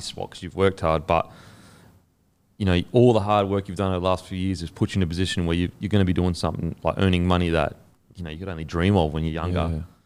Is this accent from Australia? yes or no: yes; Queensland, Australia; as a Queenslander